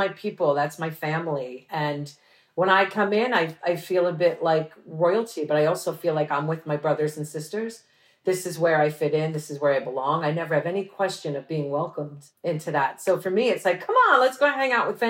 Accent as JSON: {"language": "English", "region": "New York", "country": "United States", "said": "I'm from New York, so it's a melting pot."}